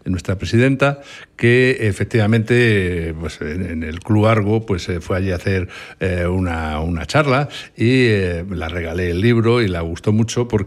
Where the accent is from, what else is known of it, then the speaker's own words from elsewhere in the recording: Santander, Cantabria, Spain; No, no, no, soy, soy santanderino.